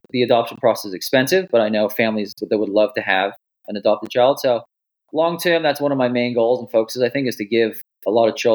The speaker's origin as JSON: {"language": "English", "region": "Wales", "country": "United Kingdom", "lives_now": "United States", "said": "Originally from Wales."}